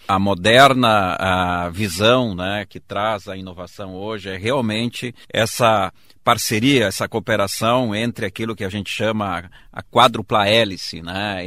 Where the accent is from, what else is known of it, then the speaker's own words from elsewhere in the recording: Erechim, Rio Grande do Sul, Brazil; moved away as an adult; also born or lived in Porto Alegre; Eu sou do interior, de Erechim